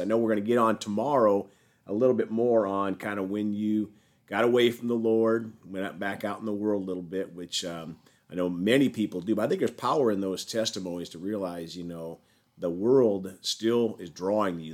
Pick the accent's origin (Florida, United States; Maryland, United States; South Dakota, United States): South Dakota, United States; moved away; I'm from South Dakota originally